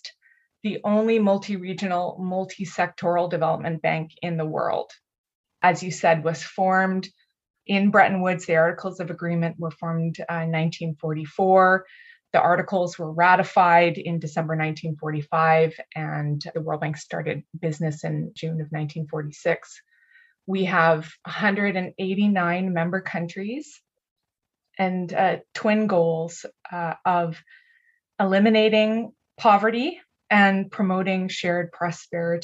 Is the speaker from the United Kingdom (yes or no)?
no; Canada; in Canada, where I'm from